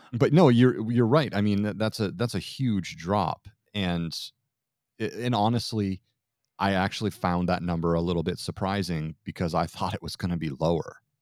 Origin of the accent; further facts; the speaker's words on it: Vermont, United States; I grew up in Vermont